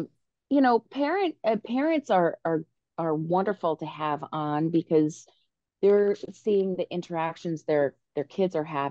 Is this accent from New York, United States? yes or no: no; Newport, Rhode Island, United States; I am a native Newporter